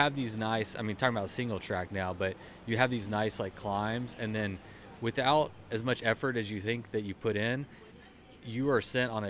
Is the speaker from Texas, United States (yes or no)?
yes; Texas, United States; I'm from Texas